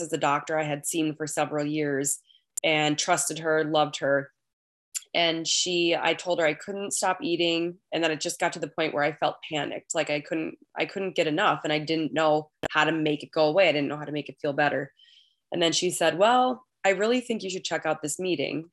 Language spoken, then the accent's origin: English; Minnesota, United States; accent: Minnesotan; I am a recovered compulsive overeater from Minnesota